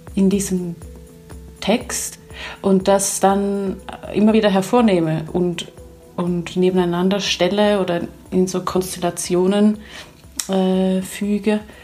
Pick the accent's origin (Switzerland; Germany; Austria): Switzerland; ich als Schweizerin oder als Europäerin